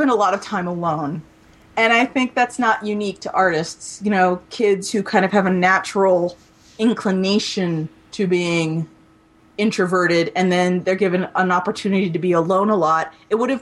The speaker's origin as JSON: {"language": "English", "region": "Maryland suburbs", "country": "United States", "tie": "born or raised there", "said": "where I grew up in the Maryland suburbs"}